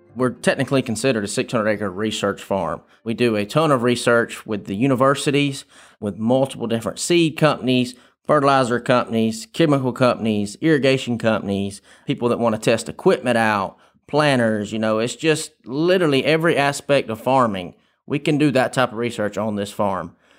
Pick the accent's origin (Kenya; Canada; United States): United States; Tifton, Georgia; Grew up on the Tift Turner line. I tell everybody I'm from Tifton